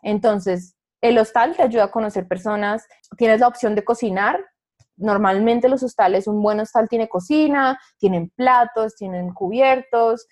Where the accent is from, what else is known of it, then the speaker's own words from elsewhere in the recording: Colombia; moved away; una nómada digital colombiana